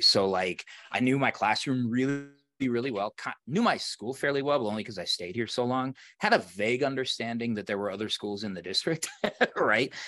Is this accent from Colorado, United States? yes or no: yes; Colorado, United States; here in where I am in Colorado where I, where I grew up.